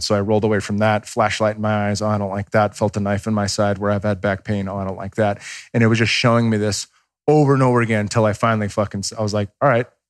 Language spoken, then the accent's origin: English; Bay Area, California, United States; I grew up watching them in the Bay Area